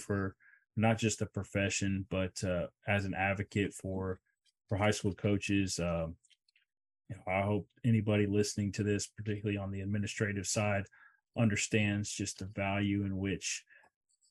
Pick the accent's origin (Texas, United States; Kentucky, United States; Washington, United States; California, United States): Texas, United States; Houston; that's my hometown. And growing up, my dad has always been in the restaurant business.